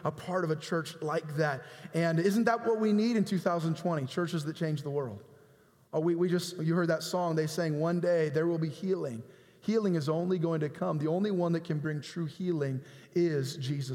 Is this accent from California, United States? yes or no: yes; San Jose, California, United States; I was born in San Jose in Good Samaritan Hospital